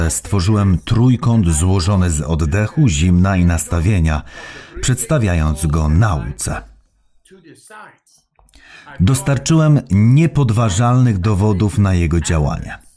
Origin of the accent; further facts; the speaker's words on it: Netherlands; Polish is a second language; now in Poland; Pochodzę z Holandii, a w Holandii, Niemczech, Francji i tak dalej jest tyle konsumpcjonizmu.